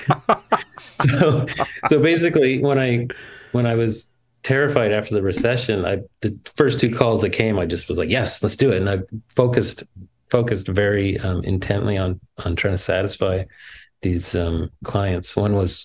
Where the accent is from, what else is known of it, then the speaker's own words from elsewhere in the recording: Ottawa, Ontario, Canada; the production where I wasn't allowed to help was in my hometown. Like, oh. The animation company was based in Ottawa